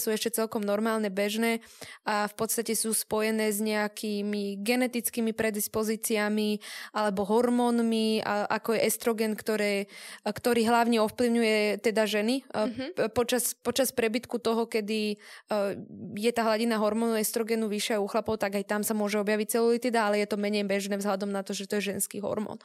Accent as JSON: {"language": "Slovak", "town": "Trnava", "region": "Trnava Region", "country": "Slovakia", "said": "keď sme v Trnave alebo teda keď sme doma na Slovensku"}